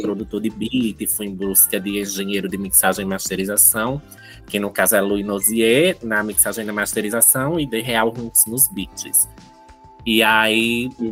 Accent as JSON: {"language": "Portuguese", "town": "Santa Maria da Boa Vista", "region": "Pernambuco", "country": "Brazil", "tie": "born or raised there", "moved": "yes", "lives_now": "Petrolina, Brazil", "said": "sou de Santa Maria da Boa Vista, eu vim aqui para Petrolina"}